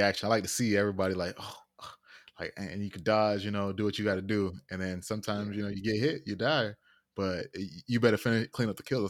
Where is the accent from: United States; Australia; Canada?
United States; Florida; I said I was from Florida.